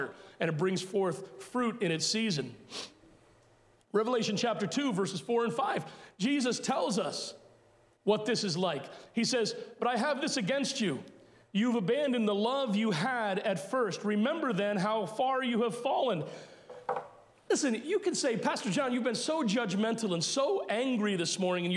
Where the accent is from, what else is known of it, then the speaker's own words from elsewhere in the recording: United States; as American Christians